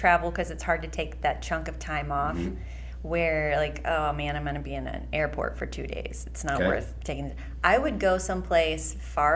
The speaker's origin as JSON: {"language": "English", "region": "West Virginia", "country": "United States", "moved": "yes", "lives_now": "Pleasant Hill, United States", "said": "I have lived here in Pleasant Hill for, I don't know, like almost 20 years. And I'm from West Virginia. Originally."}